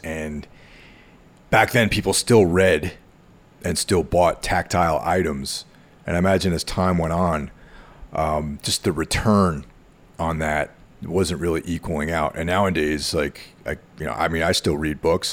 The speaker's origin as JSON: {"language": "English", "area": "near the Connecticut border, close to Danbury", "region": "New York", "country": "United States", "tie": "born or raised there", "said": "near where I grew up on the Connecticut border, close to Danbury"}